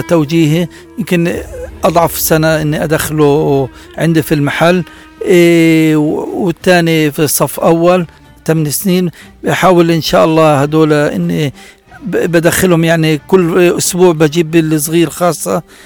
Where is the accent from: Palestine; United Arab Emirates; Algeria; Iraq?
Palestine; Gaza, Gaza Strip; عندنا في غزه